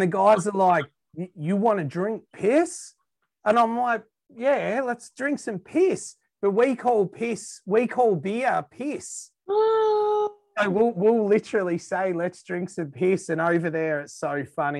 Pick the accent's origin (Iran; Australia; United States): Australia; We might be weird down here